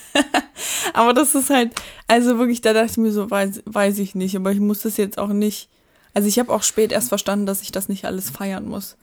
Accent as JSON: {"language": "German", "town": "Dresden", "region": "Saxony", "country": "Germany", "tie": "born or raised there", "said": "da wo ich aufgewachsen bin, in Blasewitz"}